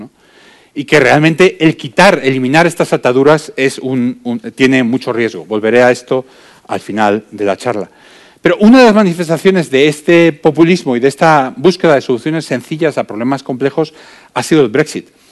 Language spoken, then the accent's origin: Spanish; Spain; moved away as an adult; also born or lived in United Kingdom; somos 100.000 los españoles en el Reino Unido